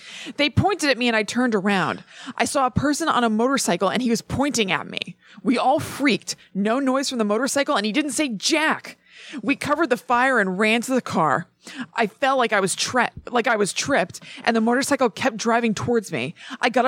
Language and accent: English; Highland Park, New Jersey, United States; I'm from Highland Park, NJ.